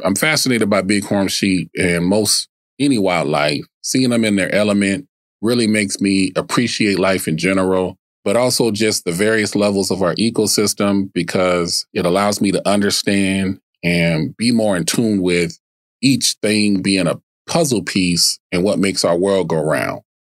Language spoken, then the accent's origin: English; Tacoma, Washington, United States; also born or lived in Baltimore, Maryland; now in Arizona, United States; despite Maryland being my birth state, I was raised on the West Coast. West Side. Northwest to be exact. Tacoma, Washington